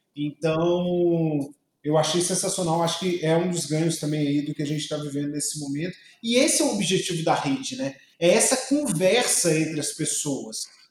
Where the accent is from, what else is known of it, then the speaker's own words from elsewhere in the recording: Juiz de Fora, Minas Gerais, Brazil; now in Palmas, Brazil; eu sou de Juiz de Fora e tenho muito orgulho de ser mineiro, porque Minas realmente é minha raiz total